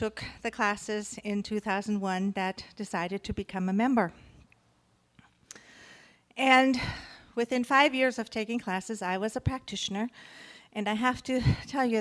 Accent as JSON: {"language": "English", "country": "Germany", "tie": "born or raised there", "moved": "yes", "said": "When I grew up in Germany, I grew up in a family, there was never enough"}